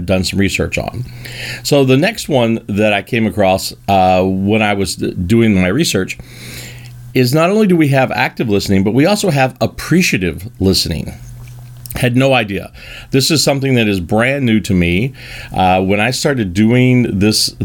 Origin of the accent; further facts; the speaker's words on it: Kentucky, United States; I am from Kentucky